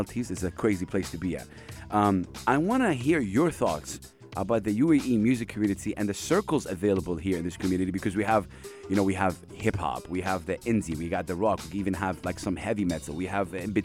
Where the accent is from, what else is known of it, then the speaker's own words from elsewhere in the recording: Saudi Arabia; I come from Saudi Arabia